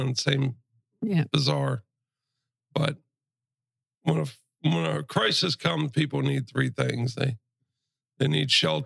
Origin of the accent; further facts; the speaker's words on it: Brunswick, Ohio, United States; now in Matlacha, United States; originally I am from Brunswick, Ohio, which is just south of Cleveland. Born and raised there, quiet little place